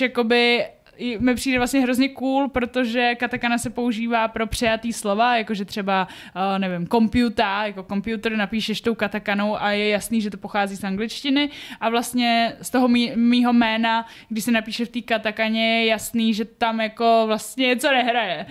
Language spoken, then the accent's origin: Czech; Czechia; když jsem byla dítě tady v Čechách